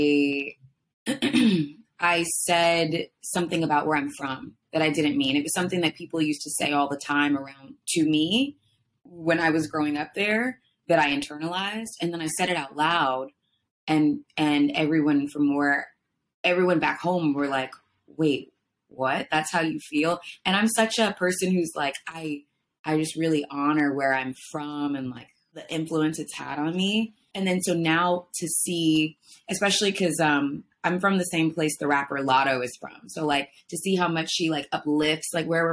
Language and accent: English; Jonesboro, Georgia, United States; moved away; I'm from a town called Jonesboro, and it was a great place to grow up.